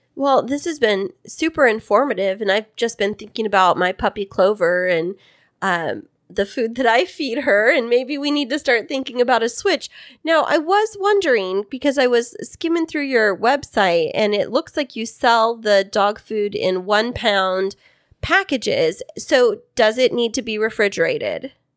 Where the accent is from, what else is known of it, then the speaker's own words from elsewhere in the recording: Central Valley of California, United States; I am from the Central Valley of California